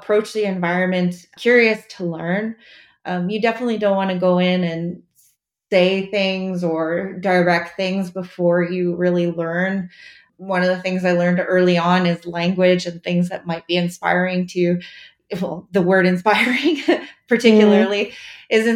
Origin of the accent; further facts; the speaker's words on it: Montreal, Quebec, Canada; I'm from Montreal in Canada, and we have special bagels